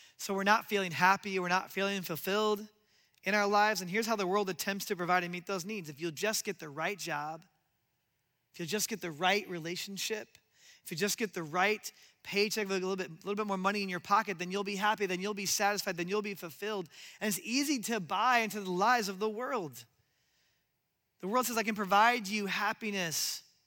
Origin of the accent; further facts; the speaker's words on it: Omaha, Nebraska, United States; I grew up in Nebraska and Omaha